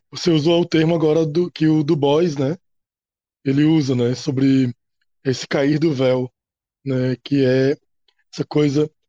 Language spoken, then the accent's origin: Portuguese; Natal, Rio Grande do Norte, Brazil; eu moro no Rio Grande do Norte, eu sou, sou de Natal, e eu sou professor é, em Pau dos Ferros.